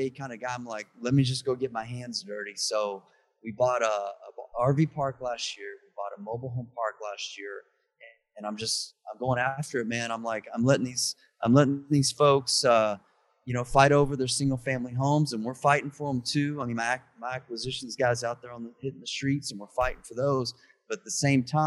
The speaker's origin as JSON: {"language": "English", "town": "Dallas", "region": "Texas", "country": "United States", "tie": "born or raised there", "said": "I grew up in Dallas. Grew up in Dallas, kind of a outskirts"}